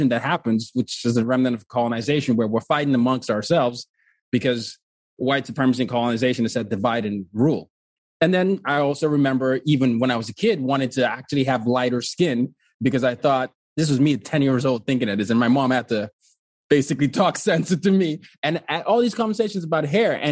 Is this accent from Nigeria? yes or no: yes; Nigeria; also born or lived in four continents; And so I'm, I'm from Nigeria, but I grew up black on four continents. born in Nigeria, grew up under dictatorships. Then my dad was a diplomat. We moved around a lot.